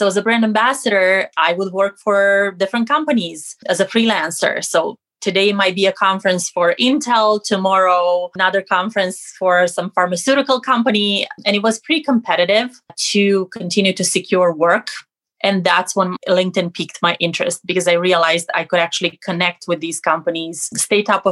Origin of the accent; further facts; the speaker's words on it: Romania; moved away as an adult; now in United States; I'm originally from Romania, living in the States for the last 15 years.